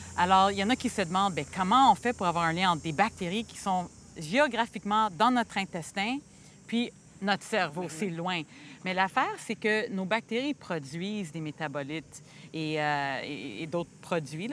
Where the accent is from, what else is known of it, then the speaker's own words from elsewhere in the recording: Montreal, Quebec, Canada; moved away; also born or lived in United States; je suis née à Montréal, mais j'ai passé 12 ans aux États-Unis. Alors, ça fait pas longtemps que je suis revenue euh, à ma terre natale